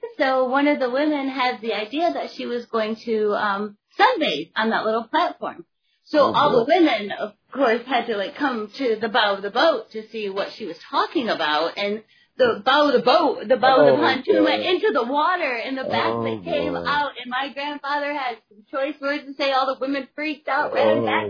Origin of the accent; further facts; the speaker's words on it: Michigan, United States; moved away as an adult; now in Norfolk, United States; I grew up in Michigan, and we moved around, but no matter where we moved in Michigan, we always lived in a coastal town